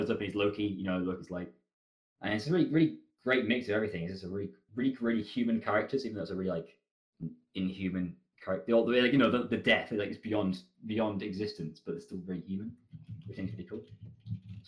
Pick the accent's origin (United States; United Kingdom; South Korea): United Kingdom; England; I'm very bad at being English.